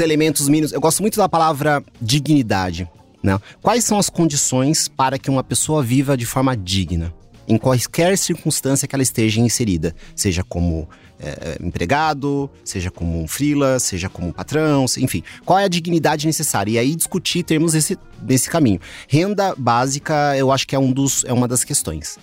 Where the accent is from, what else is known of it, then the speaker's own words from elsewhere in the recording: Mogi das Cruzes, São Paulo, Brazil; now in São Paulo, Brazil; eu não sou daqui, né? Moro há 20 anos e tal, mas é, sou de Mogi das Cruzes.